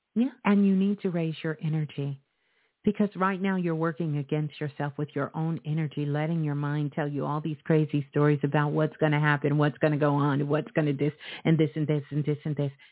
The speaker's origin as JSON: {"language": "English", "town": "New York City", "region": "New York", "country": "United States", "tie": "born or raised there", "said": "Brooklyn, my home"}